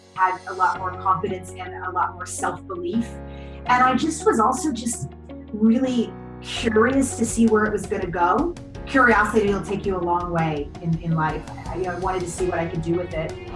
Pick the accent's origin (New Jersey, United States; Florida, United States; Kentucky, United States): Kentucky, United States; I grew up in Kentucky